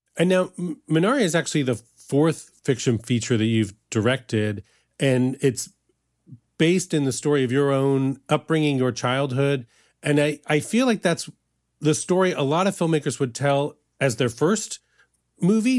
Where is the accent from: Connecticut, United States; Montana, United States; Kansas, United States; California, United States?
Kansas, United States; I grew up in Kansas